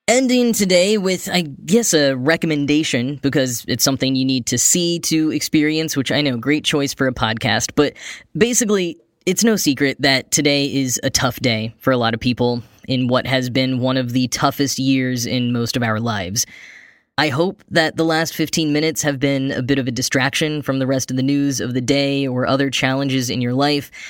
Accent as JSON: {"language": "English", "area": "Dallas-Fort Worth area", "region": "Texas", "country": "United States", "tie": "born or raised there", "said": "the Dallas-Fort Worth International Airport, which is partially located in my hometown"}